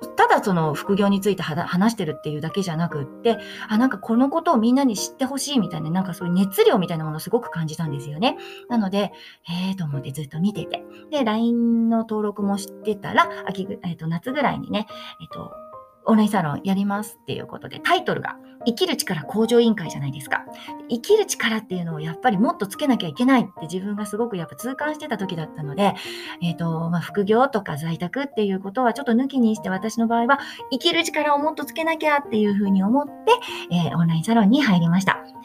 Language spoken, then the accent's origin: Japanese; Nagano, Japan; 私は長野県に生まれました